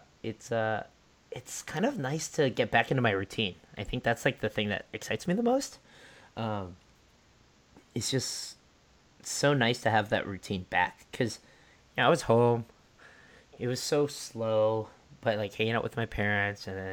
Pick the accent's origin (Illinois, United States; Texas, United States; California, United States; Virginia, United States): California, United States; Southern; moved away as an adult; now in San Francisco, United States; down in Southern California where I'm from